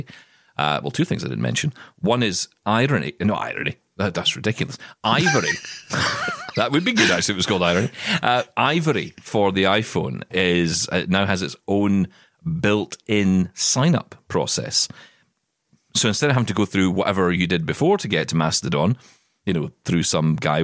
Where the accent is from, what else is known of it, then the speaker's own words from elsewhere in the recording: Scotland, United Kingdom; I am Scottish